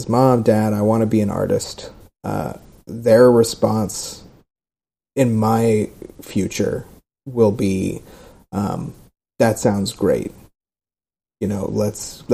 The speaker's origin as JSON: {"language": "English", "region": "Southern California", "country": "United States", "tie": "born or raised there", "moved": "yes", "lives_now": "Austin, United States", "said": "I'm from Southern California. I grew up in Southern California"}